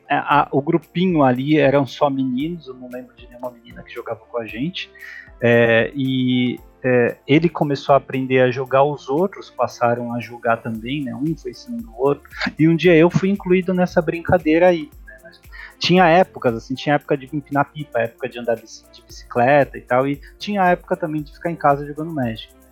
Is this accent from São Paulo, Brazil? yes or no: yes; Santos, São Paulo, Brazil; now in São Paulo, Brazil; Bom, onde eu me criei? Eu sou de Santos, Santos ou barra São Vicente, né, ali na Baixada Santista, no litoral de São Paulo. É, hoje eu moro em São Paulo porque eu estudo